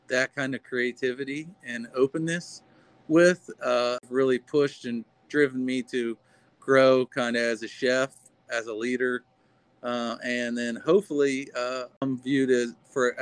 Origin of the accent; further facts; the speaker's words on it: Oxford, Ohio, United States; also born or lived in Cincinnati, Ohio; I grew up in Oxford, Ohio.